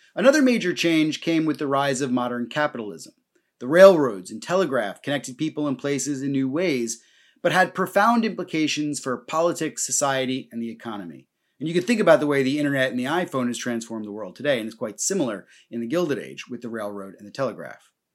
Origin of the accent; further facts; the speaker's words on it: New Jersey, United States; moved away as an adult; also born or lived in London; now in Ireland; I grew up in New Jersey